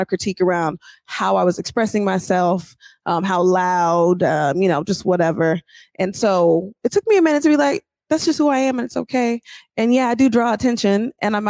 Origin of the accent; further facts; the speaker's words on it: Seattle, Washington, United States; I grew up in Madison Valley in the Central District of Seattle.